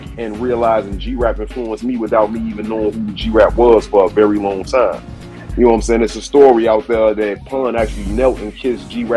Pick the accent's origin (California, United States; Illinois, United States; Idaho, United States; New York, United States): Illinois, United States; Chicago; I'm from the crib, I'm from Chicago